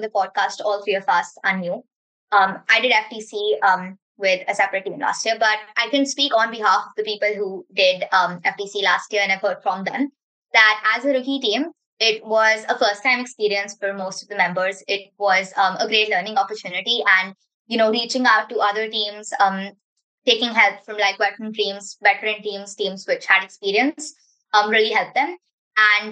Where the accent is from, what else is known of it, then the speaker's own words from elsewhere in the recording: Mumbai, Maharashtra, India; I'm from Mumbai, India, and I'm a part of Team Metrics